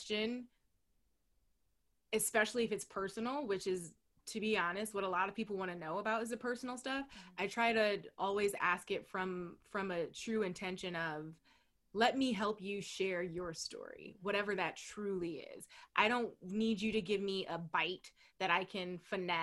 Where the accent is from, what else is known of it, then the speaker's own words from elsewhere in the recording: Ohio, United States; moved away; I'm from Ohio. I'm a proud Midwestern girl